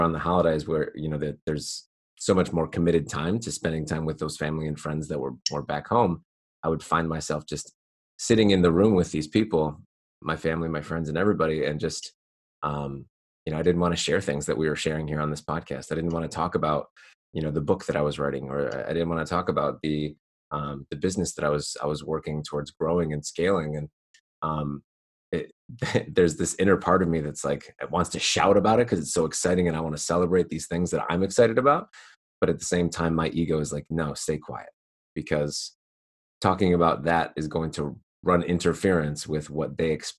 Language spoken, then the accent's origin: English; Niagara Falls, New York, United States; moved away as an adult; also born or lived in Rochester, New York; I grew up in Niagara Falls, New York.